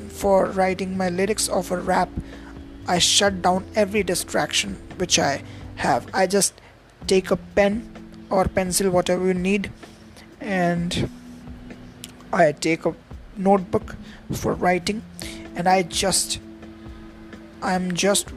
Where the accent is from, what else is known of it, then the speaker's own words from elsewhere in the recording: India; I am from India